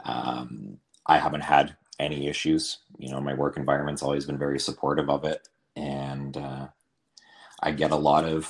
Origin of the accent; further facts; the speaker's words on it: Northern BC, British Columbia, Canada; I was raised in Northern BC in a really small town